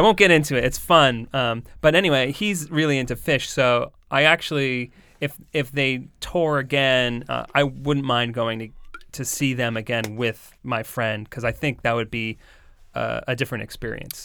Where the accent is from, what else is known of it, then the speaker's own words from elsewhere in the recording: Coventry, Rhode Island, United States; grew up in, uh, mostly Coventry.